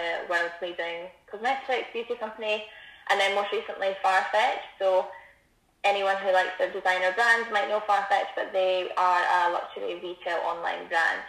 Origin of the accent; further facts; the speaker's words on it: Stirling, Scotland, United Kingdom; I'm from Stirling area, so I went to Lawnfall Academy.